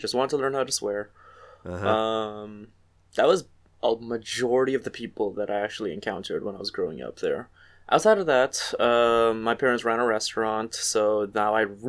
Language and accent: English; Trinidad & Tobago; born or raised there; moved away as an adult; now in Toronto, Canada